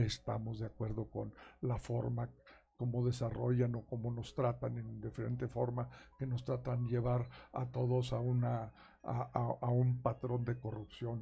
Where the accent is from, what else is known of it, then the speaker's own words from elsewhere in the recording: Nueva Rosita, Coahuila, Mexico; now in Saltillo, Mexico; soy del norte, soy de Nueva Rosita, pero mi pasión está aquí en Saltillo